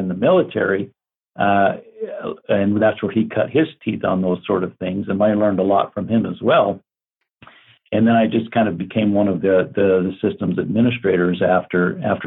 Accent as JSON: {"language": "English", "town": "Glendale", "region": "Arizona", "country": "United States", "tie": "born or raised there", "also_born_or_lived": "Payson, Arizona", "said": "Growing up in Glendale, I was right across the street from the Glendale Municipal Airport"}